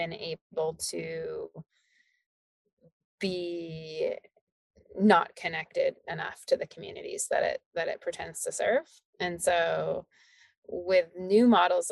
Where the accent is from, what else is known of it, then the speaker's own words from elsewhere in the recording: Alberta, Canada; moved away as an adult; also born or lived in Calgary / England; I moved back to Alberta from England